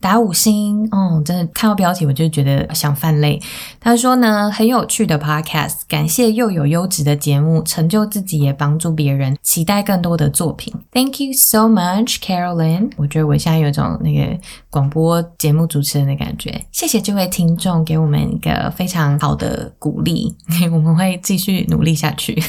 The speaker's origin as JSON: {"language": "Chinese", "country": "Taiwan", "tie": "born or raised there", "said": "我是嗯土生土长的台湾人。"}